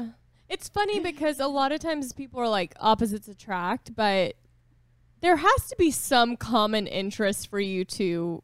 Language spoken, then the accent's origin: English; Boston, Massachusetts, United States; I'm from Boston and I'm just kind of hard.